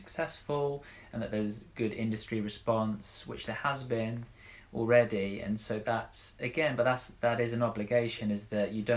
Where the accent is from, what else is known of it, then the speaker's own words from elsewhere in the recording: Sussex, South East England, United Kingdom; I'm a writer from Sussex